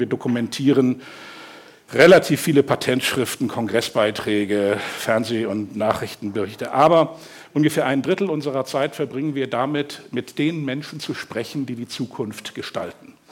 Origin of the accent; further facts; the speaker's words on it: Hamburg, Germany; ich bin aufgewachsen hier in Hamburg, im Westen dann. Lurop für diejenigen, die das kennen, das ist so ganz wirklich so an der Grenze zu Fenefeld